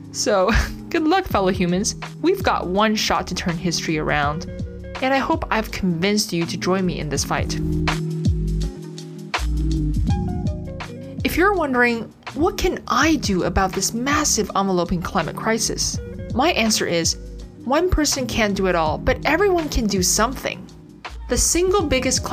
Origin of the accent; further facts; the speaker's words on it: Canada; as a Canadian